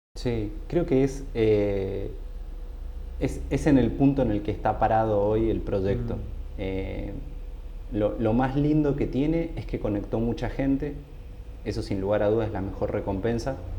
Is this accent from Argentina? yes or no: yes; San Rafael, Mendoza, Argentina; moved away as an adult; now in Buenos Aires, Argentina; yo me fui hace mucho tiempo a San Rafael, pero cuando yo era chico era impresionante, nos conocíamos todos